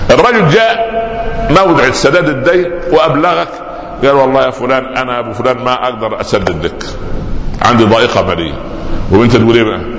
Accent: Upper Egypt, Egypt; كان عندنا في الصعيد الحرمه تضع تحت خمارها شيء زي المثلث

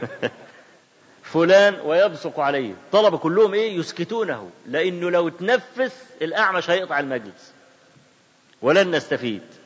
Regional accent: Cairo, Cairo Governorate, Egypt; احنا عندنا في القاهرة ميدان اسمه ميدان باب الشعرية

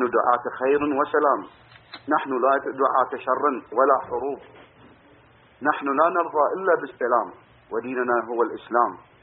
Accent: Bahrain; أنا كإنسان بحريني بسيط

